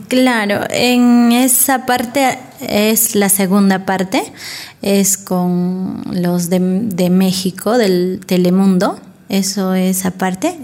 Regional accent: Ayacucho, Peru; soy de la cultura yacuchana, de la artesanía

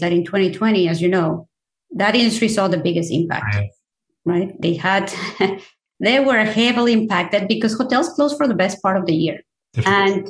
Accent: Mexico City, Mexico; moved away; I am originally from Mexico. I grew up in Mexico City.

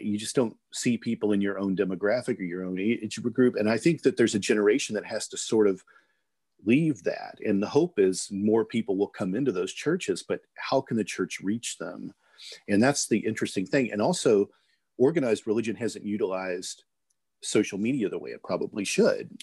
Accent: Midwest, United States; moved away; also born or lived in California; I grew up in the Midwest

